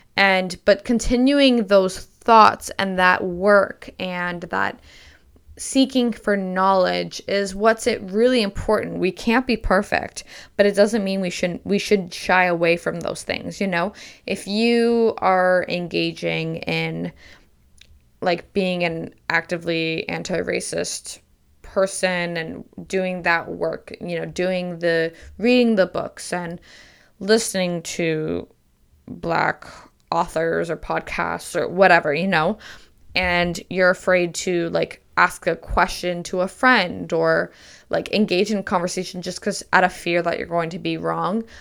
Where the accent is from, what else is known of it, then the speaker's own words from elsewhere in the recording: Canada; also born or lived in Michigan, United States; I was born in Michigan and then I moved to Canada when I was six or seven, um, but my parents are fully Canadian.